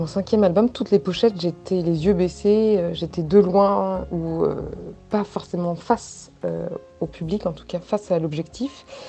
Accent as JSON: {"language": "French", "town": "Paris", "region": "Île-de-France", "country": "France", "said": "moi je suis de Châtelet-Léal, enfin issue en tout cas de Châtelet-Léal. Mon père est né à Châtelet-Léal, ma grand-mère aussi"}